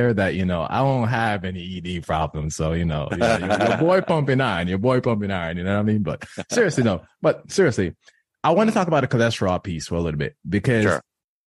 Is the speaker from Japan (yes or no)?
no; Jamaica; I was born and raised in Jamaica